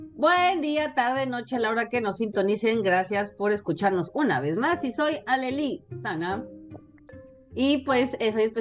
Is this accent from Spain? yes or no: no; Mexico; yo soy de México